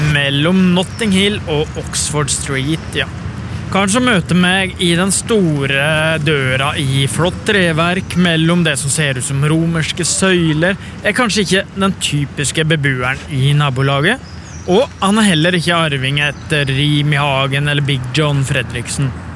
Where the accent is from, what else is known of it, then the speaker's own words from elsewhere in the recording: Bø, Telemark, Norway; i stua hjemme i Bø